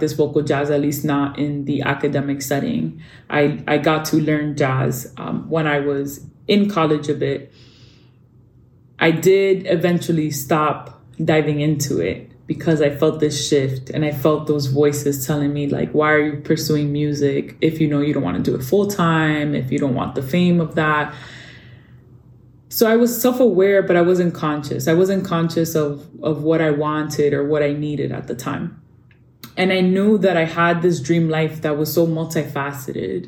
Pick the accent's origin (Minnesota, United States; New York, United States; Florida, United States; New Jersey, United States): New York, United States; New York City; moved away as an adult; also born or lived in Dominican Republic; I grew up in New York City in a very Dominican neighborhood known as Washington Heights